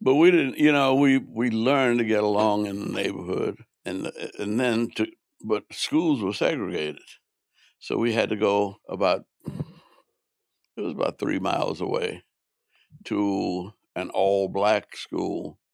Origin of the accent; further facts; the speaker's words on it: New Orleans, Louisiana, United States; I grew up in New Orleans